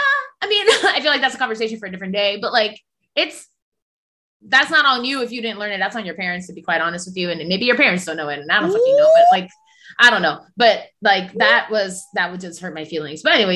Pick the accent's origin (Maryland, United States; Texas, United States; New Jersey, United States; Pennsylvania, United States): New Jersey, United States; Paterson; first language Spanish; English is a second language; I was born in Paterson, New Jersey. I ain't never been to Dominican Republic. Well, I did when I was 4, but that doesn't count. And my first language was Spanish. My first language was Spanish.